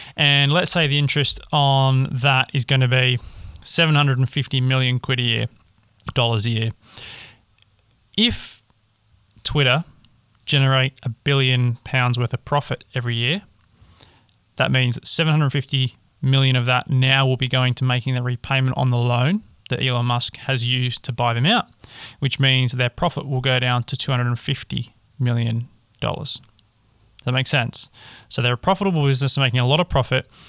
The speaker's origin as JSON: {"language": "English", "country": "Australia", "said": "I'm an Australian"}